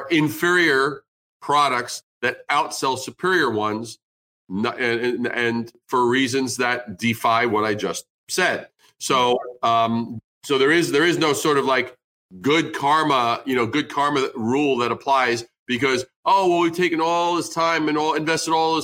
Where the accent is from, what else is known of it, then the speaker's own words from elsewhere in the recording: New York, United States; growing up in New York